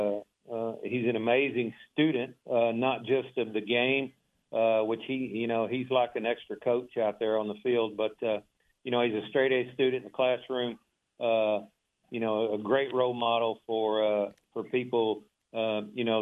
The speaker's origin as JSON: {"language": "English", "town": "Waco", "region": "Texas", "country": "United States", "tie": "born or raised there"}